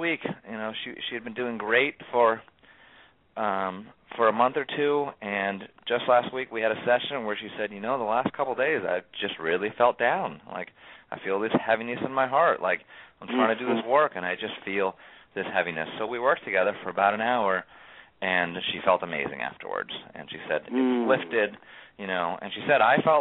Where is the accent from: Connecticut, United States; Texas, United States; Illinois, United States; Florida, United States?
Connecticut, United States; town next to Newtown; Grew up in the town right next to here